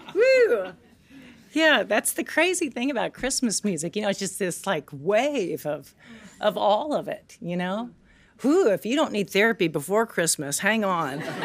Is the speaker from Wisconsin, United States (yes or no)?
no; Tennessee, United States; I grew up in Tennessee